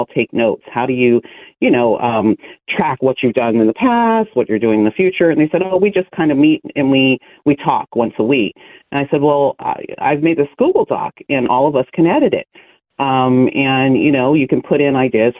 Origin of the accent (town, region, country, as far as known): Lodi, California, United States; born or raised there